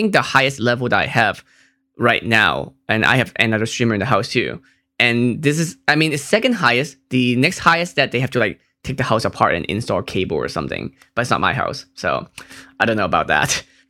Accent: Hong Kong; Like, I'm from Hong Kong. Our internet is amazing.

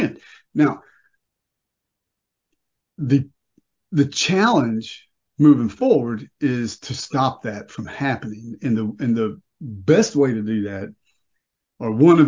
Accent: Louisiana, United States; I'm from Louisiana

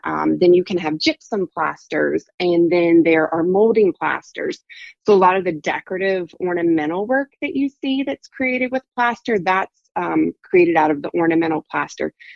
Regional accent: South Carolina, United States; also born or lived in Virginia / Dublin, Ireland; I'm from South Carolina

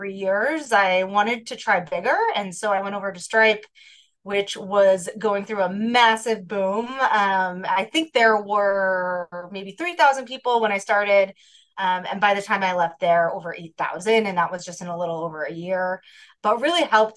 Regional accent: New Hampshire, United States; moved away as an adult; now in Chicago, United States; I am originally from the East Coast. I grew up in New Hampshire, but I've lived in Chicago for many years.

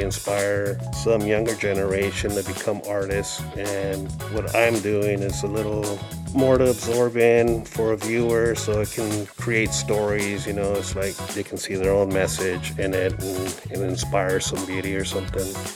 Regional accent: Phoenix, Arizona, United States; I grew up in South Phoenix along Sixteenth Street and Broadway.

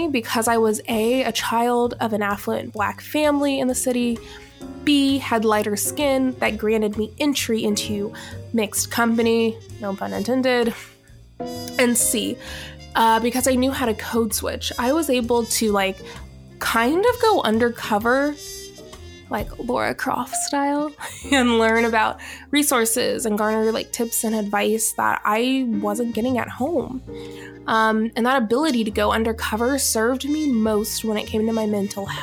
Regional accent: Alpharetta, Georgia, United States; I grew up in Alpharetta, Georgia, which is now Johns Creek.

